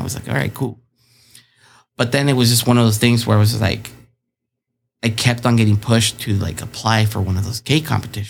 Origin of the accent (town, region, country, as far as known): Chula Vista, California, United States; born or raised there; also born or lived in Tijuana, Mexico